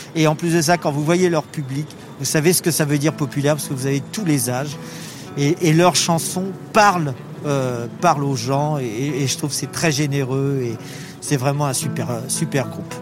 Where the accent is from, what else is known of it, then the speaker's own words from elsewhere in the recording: France; on est français